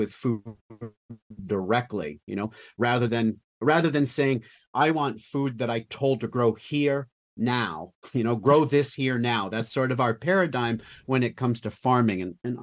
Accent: Avon, Maine, United States; I was born in the Western Mountains of Maine, a little town called Avon

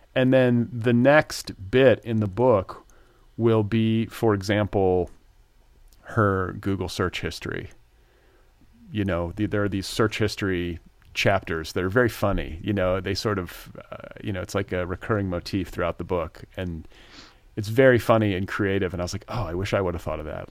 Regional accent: United States; moved away as an adult; also born or lived in Indiana / Wisconsin; now in Los Angeles, United States; I grew up in Indiana and Wisconsin

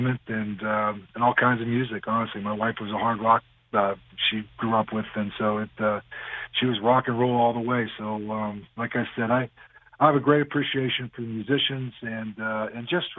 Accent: Crafton, Pennsylvania, United States; moved away as an adult; also born or lived in Raleigh, North Carolina; now in New York City, United States; I grew up in Crafton, Pennsylvania

